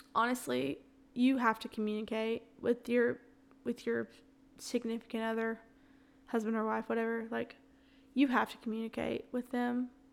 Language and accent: English; the South, United States; accent: Southern; also born or lived in Florence, Alabama; I'm born and raised in the South